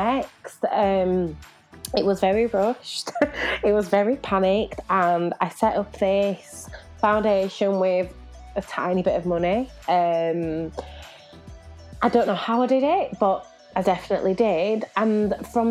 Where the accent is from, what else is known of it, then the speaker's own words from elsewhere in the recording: Leeds, Yorkshire and the Humber, United Kingdom; moved away as an adult; also born or lived in Lille, France; now in Manchester, United Kingdom; my young people from Leeds, my hometown